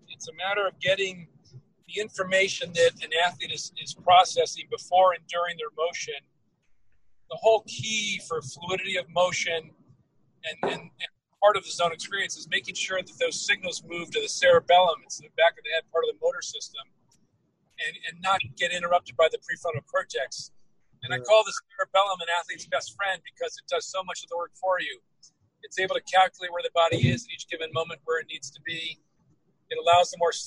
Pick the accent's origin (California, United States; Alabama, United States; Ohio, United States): California, United States; Greenbrae; I grew up in Greenbrae, the hills of Greenbrae, Redwood